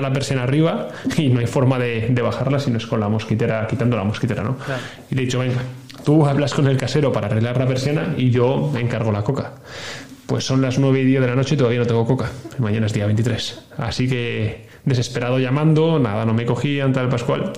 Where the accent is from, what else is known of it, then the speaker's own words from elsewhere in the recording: Castile, Spain; moved away; also born or lived in Catalonia; los que somos de Castilla